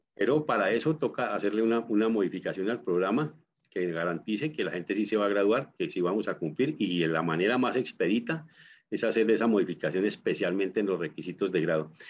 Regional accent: Colombia

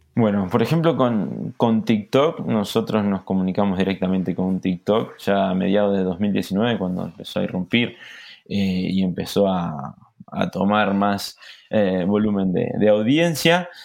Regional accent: Argentina; como argentino me llena de orgullo

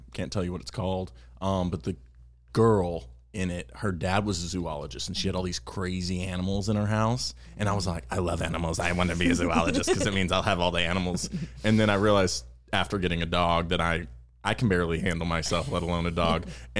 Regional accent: Lufkin, Texas, United States; I'm from Texas. Okay. A little town called Lufkin, Texas, to be exact.

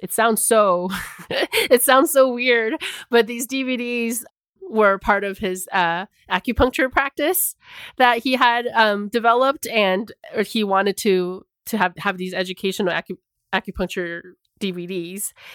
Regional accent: Arizona, United States; the isolation I had felt growing up in Arizona

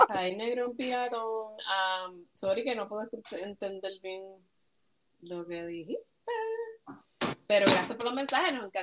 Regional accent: Puerto Rico; now in United States; Somos de Puerto Rico, pero viviendo en los Estados Unidos, o viviendo fuera de Puerto Rico.

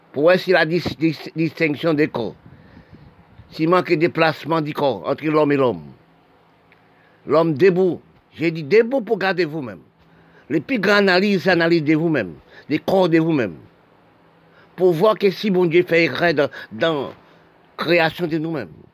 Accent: Haiti; C'est nous les Haïtiens

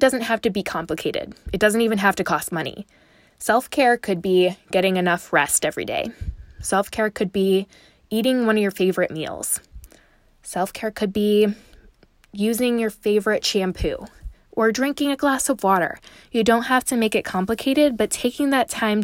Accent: Chicago, Illinois, United States; now in Dallas, United States; I grew up in Chicago and I live in Dallas now

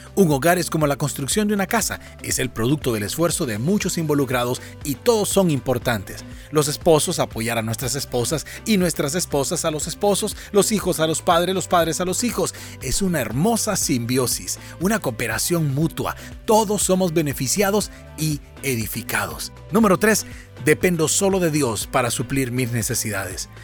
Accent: Honduras; En mi país, Honduras

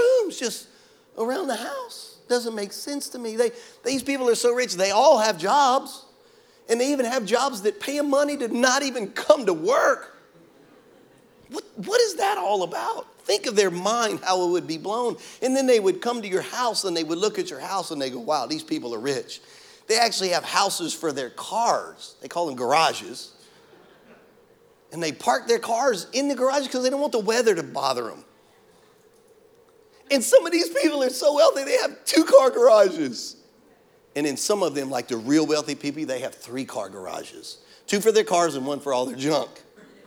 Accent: Louisiana, United States; now in Florida, United States; I'm from Louisiana

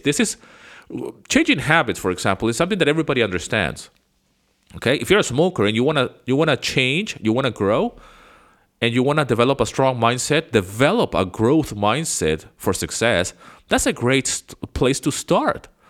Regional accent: Venezuela; moved away as an adult; now in United States; I grew up in Venezuela

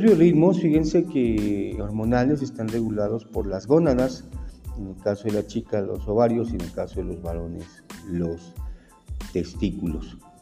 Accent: Mexico; nuestra psicología como mexicanos

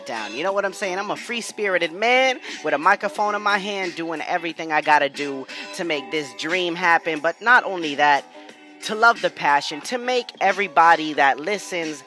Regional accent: New England, United States; I'm from New England

